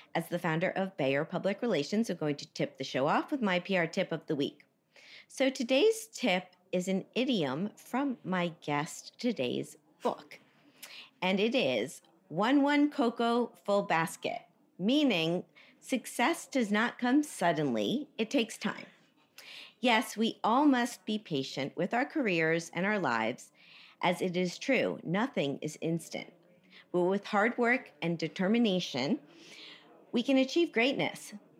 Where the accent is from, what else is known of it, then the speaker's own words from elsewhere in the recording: Miami, Florida, United States; I grew up in Miami